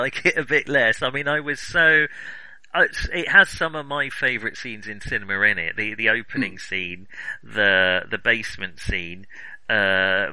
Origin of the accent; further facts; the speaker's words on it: United Kingdom; I'm British